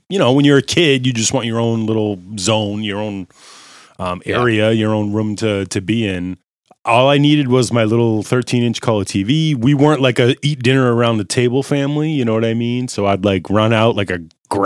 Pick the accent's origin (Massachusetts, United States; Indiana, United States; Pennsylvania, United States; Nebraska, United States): Massachusetts, United States; Lynn; growing up in Lynn, I was a skater, punk rock guy